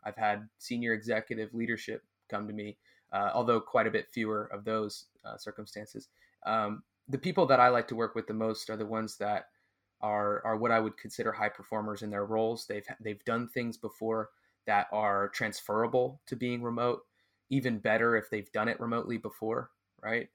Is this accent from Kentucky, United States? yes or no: no; California, United States; moved away as an adult; also born or lived in Mexico; I'm from California